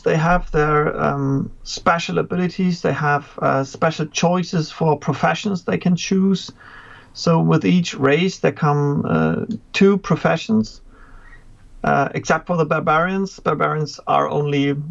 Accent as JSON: {"language": "English", "country": "Germany", "said": "from Germany, teaching grades 5 to 12 right now"}